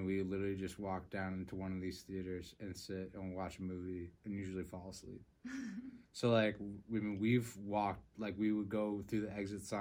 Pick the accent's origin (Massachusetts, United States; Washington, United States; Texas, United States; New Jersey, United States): Massachusetts, United States; moved away as an adult; now in Vermont, United States; I grew up in Massachusetts. Me and Connor grew up in the same town. And then for college, I moved up to Vermont.